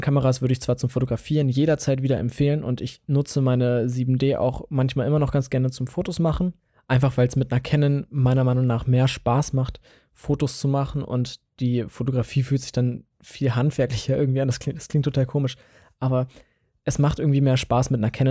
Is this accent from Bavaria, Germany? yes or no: no; Hanover, Lower Saxony, Germany; Und ich komme aus Hannover, also aus der Region Hannover. Ähm, so ein bisschen, weiß ich nicht, 20 Kilometer westlich von Hannover.